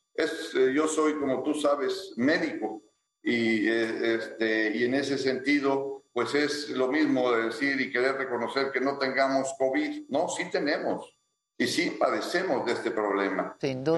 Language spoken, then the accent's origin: Spanish; Ciudad Victoria, Tamaulipas, Mexico; los dos nacimos en Ciudad Victoria